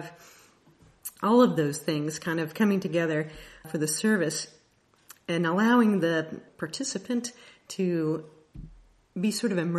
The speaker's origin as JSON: {"language": "English", "town": "Kansas City", "country": "United States", "said": "I am from the Kansas City area."}